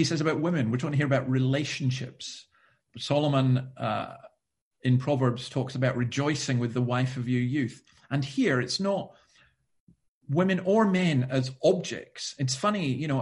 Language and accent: English; Scotland, United Kingdom; I'm Scottish